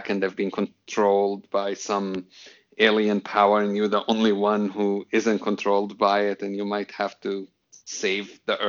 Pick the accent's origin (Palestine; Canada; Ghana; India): Palestine; Jerusalem; English is a second language; I mean, I grew up in Jerusalem, and until I was 18 years old, I don't think I've ever had a normal conversation with a Jewish person